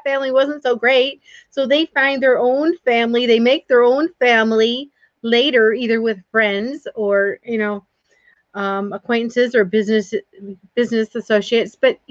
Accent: the North, United States; I grew up in the North

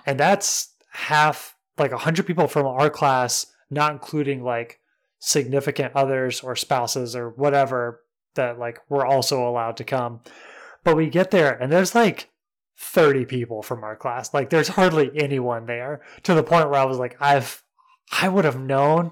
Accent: Mentone, Alabama, United States; moved away; my hometown, Mentone, and it was thirty minutes away from my house

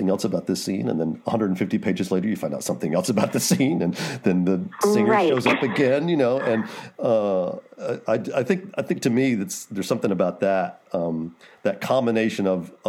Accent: United States

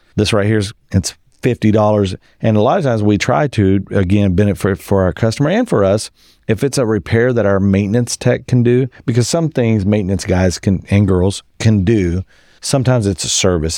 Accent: West Texas, United States; I grew up in West Texas on a cotton farm

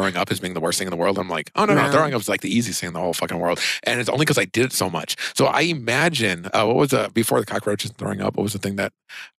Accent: Sacramento, California, United States; I had my grandpa who lived in Sacramento. My grandpa, he lived in my hometown.

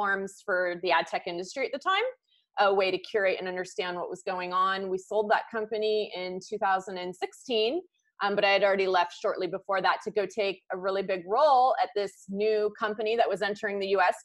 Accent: California, United States; I'm from California. I went local, close to where I grew up.

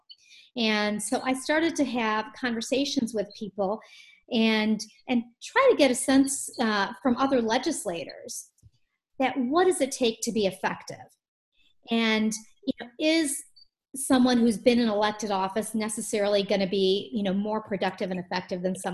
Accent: Michigan, United States; I was born in Michigan

